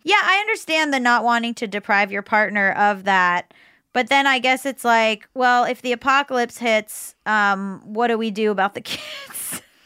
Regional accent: Florida, United States; I was growing up in Florida

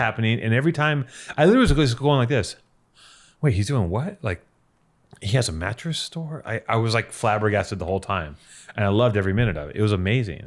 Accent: Los Angeles, California, United States; growing up in Venice

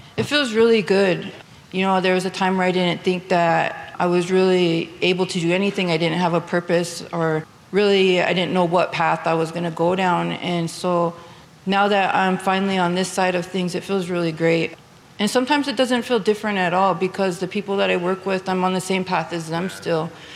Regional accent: New Town, North Dakota, United States; now in Bismarck, United States; I live in Bismarck, but I'm originally from Newtown. I grew up on the Fort Berthold Reservation

